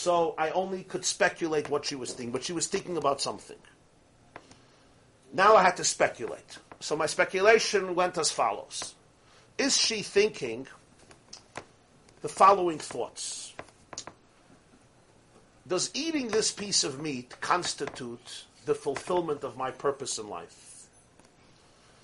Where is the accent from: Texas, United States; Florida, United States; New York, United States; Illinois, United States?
New York, United States; New York City; I grew up in Brooklyn.